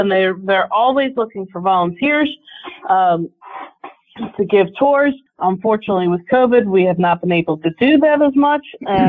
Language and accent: English; Drexel Hill, Pennsylvania, United States; also born or lived in Broomall, Pennsylvania; I grew up in Drexel Hill and Broomall, PA. In Broomall, I actually wasn't that far from Thomas Massey House